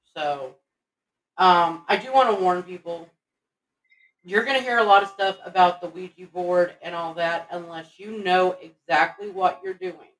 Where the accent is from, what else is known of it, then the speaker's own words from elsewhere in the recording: Texas, United States; I'm from Texas